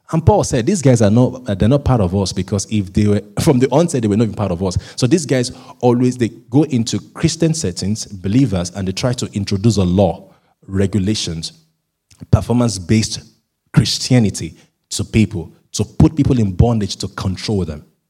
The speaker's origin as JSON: {"language": "English", "country": "Nigeria", "said": "being a Nigerian"}